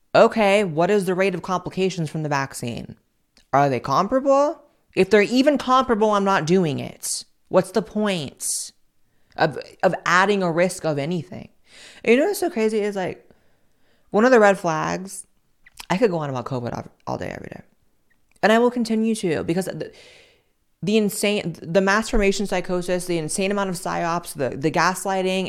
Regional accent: United States; I'm just so goddamn American

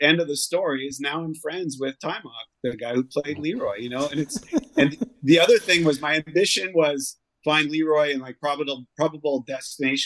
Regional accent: Canada; I grew up in Canada

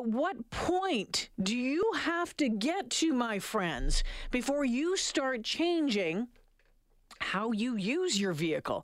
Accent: Northern Ontario, Canada; now in Edmonton, Canada; I grew up in Northern Ontario

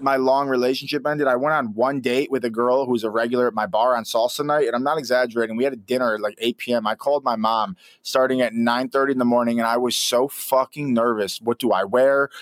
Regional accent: Rochester, New York, United States; moved away as an adult; also born or lived in Los Angeles; I'm a kid from Rochester, New York

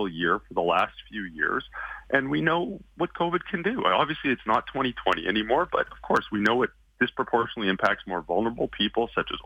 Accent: Calgary, Alberta, Canada; moved away as an adult; now in Toronto, Canada; I'm from Calgary originally.

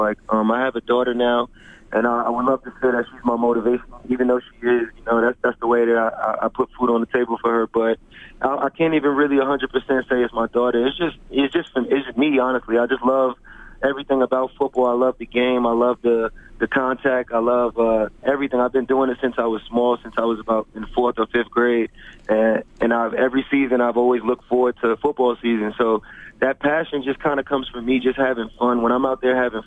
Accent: New York City, New York, United States; I grew up in Staten Island, New York.

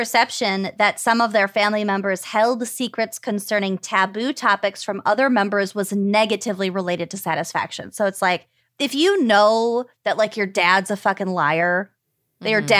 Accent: Minnesota, United States; But I'm also from Minnesota. I feel like we put halved grapes in a lot of shit.

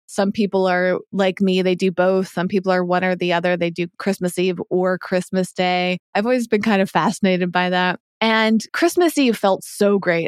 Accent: Massachusetts, United States; moved away; as I was growing up on the East Coast in Massachusetts

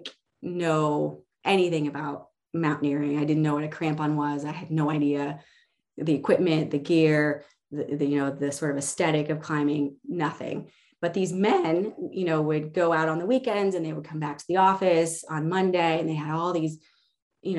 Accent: Lincoln, Illinois, United States; I grew up in a small farming community called Lincoln

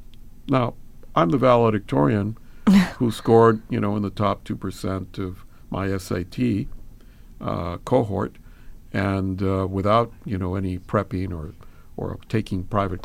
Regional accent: Los Angeles, California, United States; born there; I was born in East L.A.

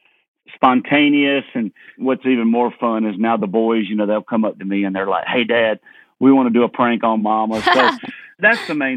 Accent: Leesburg, Georgia, United States; I grew up in Leesburg, Georgia, right in town

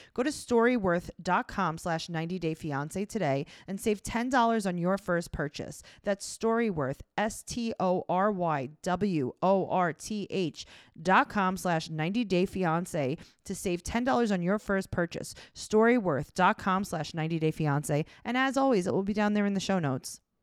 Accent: New York City, New York, United States; We're from Queens. We don't leave

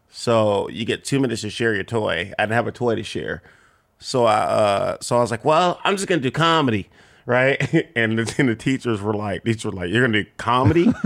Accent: Compton, California, United States; born or raised there

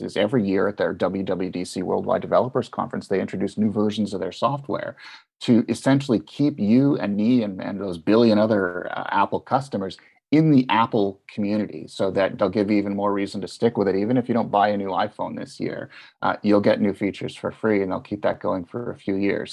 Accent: Canada; as a Canadian

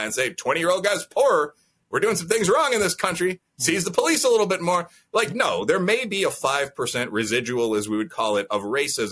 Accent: Midwest, United States; as a Midwesterner

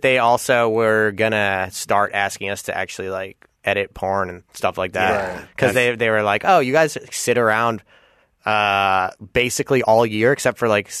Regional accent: Chicago, Illinois, United States; moved away as an adult; also born or lived in Los Angeles; I'm from Chicago.

